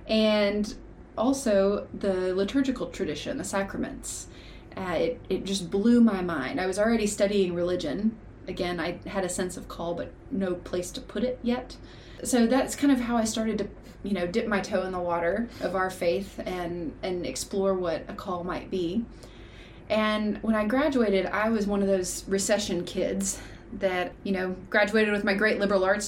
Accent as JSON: {"language": "English", "town": "Dalton", "region": "Georgia", "country": "United States", "tie": "born or raised there", "also_born_or_lived": "South Carolina / Cleveland, Tennessee / Nashville, Tennessee / Sewanee, Tennessee", "moved": "as an adult", "lives_now": "Athens, Tennessee, United States", "said": "I was born in South Carolina, and my family moved to Dalton, Georgia when I was a toddler, and I lived in Dalton my whole upbringing, and went away to college, but not very far, to Lee University in Cleveland, Tennessee."}